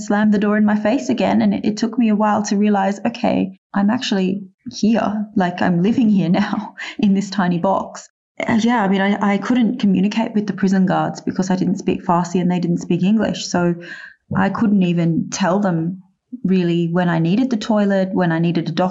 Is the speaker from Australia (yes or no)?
yes; Australia; being an Australian